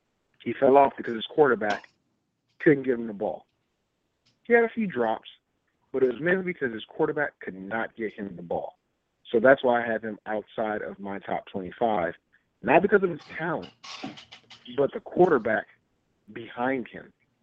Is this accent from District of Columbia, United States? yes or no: yes; Washington, District of Columbia, United States; my hometown, Washington, D.C., went to the same high school.